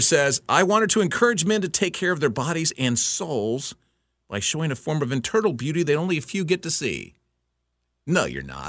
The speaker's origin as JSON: {"language": "English", "town": "Houston", "region": "Texas", "country": "United States", "tie": "born or raised there", "said": "I grew up in Houston"}